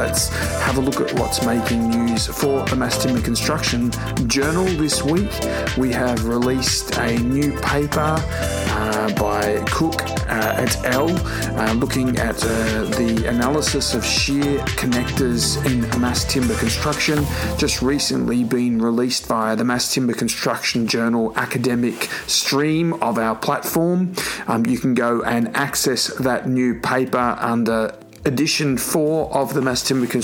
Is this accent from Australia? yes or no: yes; Australia; moved away; my home country